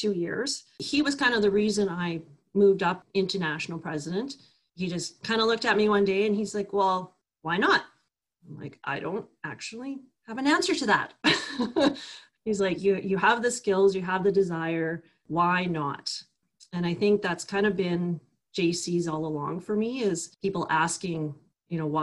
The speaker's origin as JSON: {"language": "English", "town": "Calgary", "region": "Alberta", "country": "Canada", "tie": "born or raised there", "also_born_or_lived": "Kamloops", "moved": "as an adult", "said": "I'm born and raised in Calgary, went to university, finished my accounting degree"}